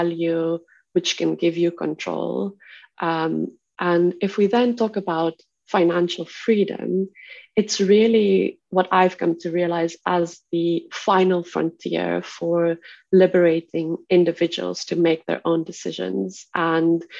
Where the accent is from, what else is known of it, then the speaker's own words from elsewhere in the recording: South Africa; I grew up in South Africa, which by all means is a standard conventional patriarchal society. And within that, I grew up in the Afrikaans community